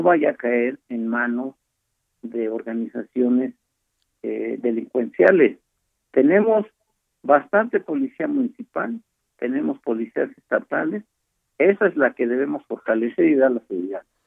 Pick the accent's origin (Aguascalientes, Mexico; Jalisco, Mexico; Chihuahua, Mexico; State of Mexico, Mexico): State of Mexico, Mexico; Yo soy del Estado de México uno de los estados donde hay mayor delincuencia